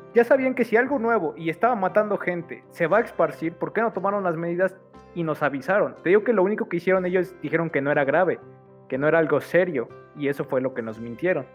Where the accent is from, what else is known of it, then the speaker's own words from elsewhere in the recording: Mexico; como mexicanos